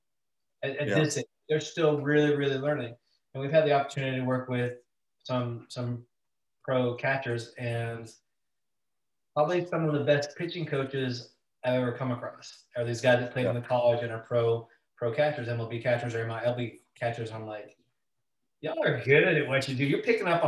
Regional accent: Washington, United States; I'm from Washington State

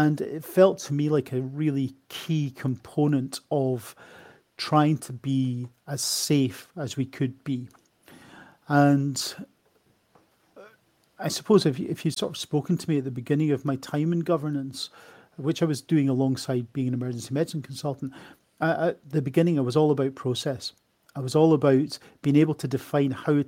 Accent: Edinburgh, Scotland, United Kingdom; moved away as an adult; also born or lived in Australia; now in Coventry, United Kingdom; I am not from England. You might be able to tell that from my accent. I am originally from Edinburgh. I'm a comprehensively educated Edinburgh man. I went to a school called Craigmount

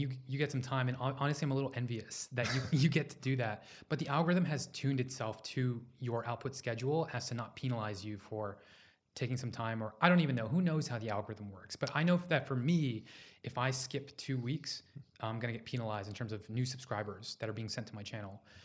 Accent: Houston, Texas, United States; I was born in Houston, Texas.

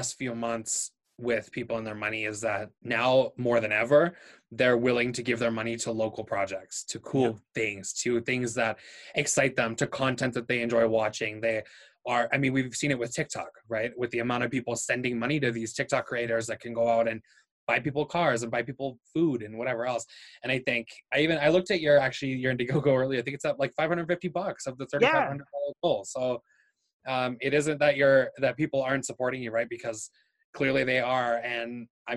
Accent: Yorkshire and the Humber, United Kingdom; now in Calgary, Canada; I grew up in England, and I grew up in the area that Jack the Ripper was killing in.

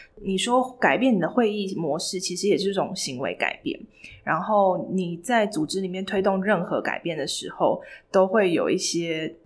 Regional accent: Taiwan; moved away as an adult; also born or lived in United States; 然后只有我一个台湾人

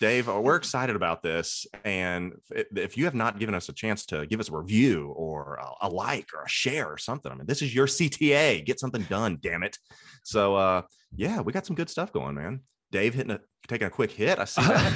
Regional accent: Cincinnati, Ohio, United States; I'm from Cincinnati

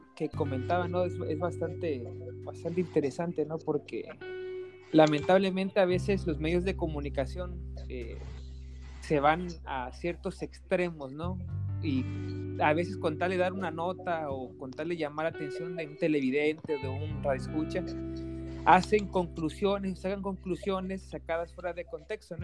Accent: Mexico; Yo también soy de México

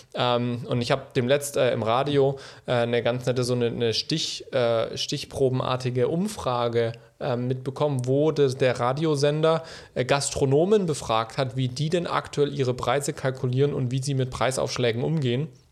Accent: Germany; wir als Deutsche

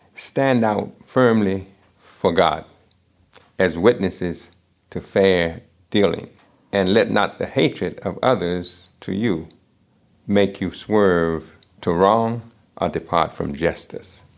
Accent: United States; I'm African American and I grew up uh, in this country

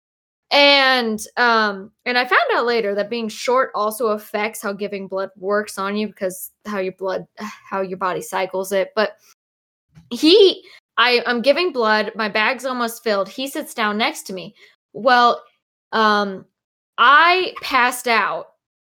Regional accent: Texas, United States; growing up in Texas

